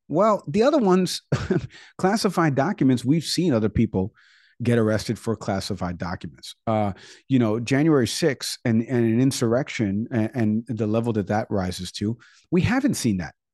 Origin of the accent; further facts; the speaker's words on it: New York City, New York, United States; in my hometown there. in New York, uh, in New York City